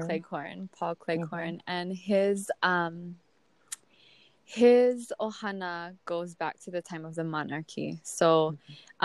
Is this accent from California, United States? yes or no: no; Oahu, Hawaii, United States; moved away as an adult; now in Hilo, United States; I was raised on Oahu